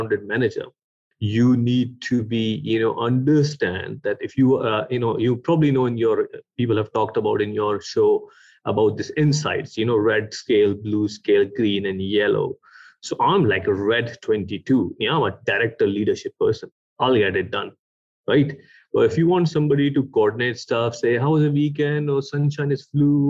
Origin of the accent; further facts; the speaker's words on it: Pakistan; moved away as an adult; also born or lived in Sweden / United Kingdom; I was born in Pakistan